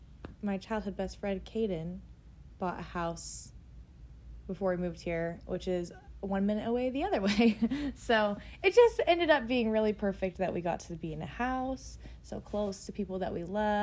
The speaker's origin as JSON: {"language": "English", "region": "Idaho", "country": "United States", "tie": "born or raised there", "moved": "as an adult", "said": "so we decided to move back to Idaho, which you know, and now we're here. Yeah. Really close to my family"}